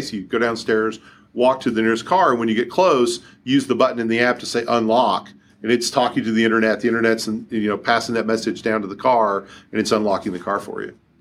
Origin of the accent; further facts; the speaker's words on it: Kentucky, United States; now in Seattle, United States; I didn't grow up here, uh, i-, if you can't tell by listening to me on the podcast, I grew up in Kentucky